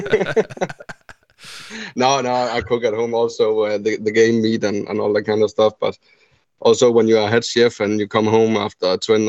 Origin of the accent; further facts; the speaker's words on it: Denmark; I'm from Denmark